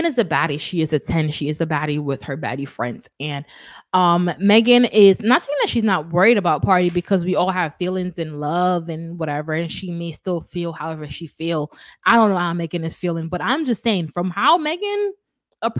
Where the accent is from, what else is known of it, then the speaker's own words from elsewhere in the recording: Kingston, Jamaica; I'm from Kingston.